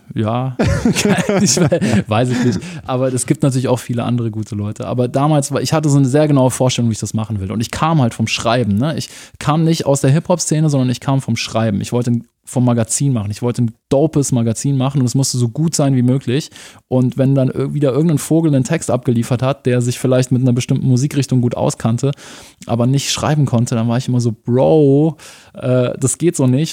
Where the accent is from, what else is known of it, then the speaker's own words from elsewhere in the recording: Munich, Bavaria, Germany; also born or lived in Erding; ich bin dann in München aufgewachsen, im Norden von München, Milbertshofen